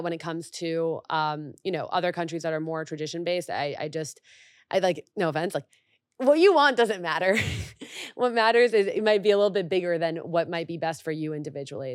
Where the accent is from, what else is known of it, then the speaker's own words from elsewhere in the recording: Mexico; now in United States; I grew up in Mexico